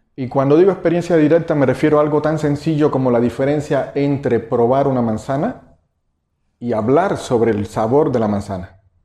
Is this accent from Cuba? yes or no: yes; Cuba; moved away as an adult; now in Mexico; El, acento que quizás escuchen es que eh, no nací en México nací en Cuba, llevo 17 años en México, naturalizado, soy mexicano.